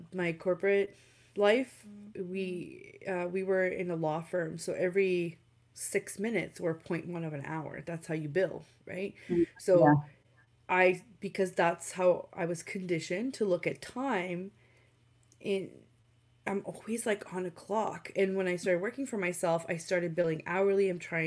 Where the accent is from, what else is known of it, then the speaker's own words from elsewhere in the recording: Romania; now in Canada; I am from Romania, so I wanted to go back and visit my grandma again